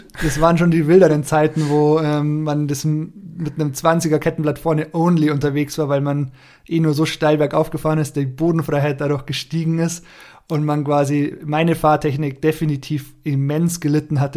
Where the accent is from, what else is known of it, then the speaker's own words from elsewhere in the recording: Bayreuth, Bavaria, Germany; born there; now in Aschau, Germany; Jahre alt, wohne in Aschau, wie der Jasper eben auch. Ähm, Gebürte komme ich aus Bayreuth, aus Oberfranken und dann hat mich so mein beruflicher Werdegang damals in Richtung Alpen verschlagen, dann recht spontan auch nach Aschau.